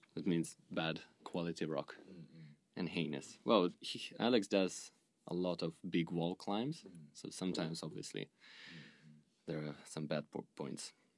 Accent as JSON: {"language": "English", "country": "Russia", "moved": "yes", "lives_now": "Tokyo, Japan", "said": "I'm from Russia."}